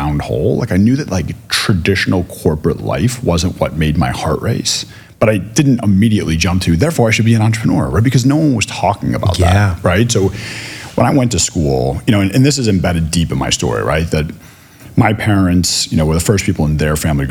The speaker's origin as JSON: {"language": "English", "town": "Chicago", "region": "Illinois", "country": "United States", "tie": "born or raised there", "moved": "yes", "lives_now": "Philadelphia, United States", "said": "growing up in Chicago"}